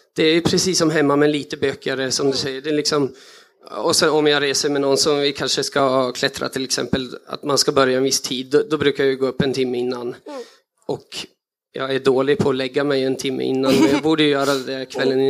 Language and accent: Swedish; Östersund, Jämtland, Sweden; jag växte upp i Jämtland med mycket friluftsliv